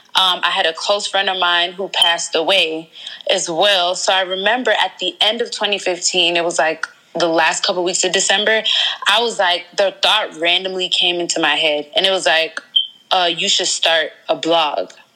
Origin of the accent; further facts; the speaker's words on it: Georgia, United States; moved away as an adult; also born or lived in Riverdale, Georgia / Atlanta, Georgia; now in DMV area, United States; I'm originally from Atlanta, Georgia. I was born in Riverdale, and then we just moved all over Georgia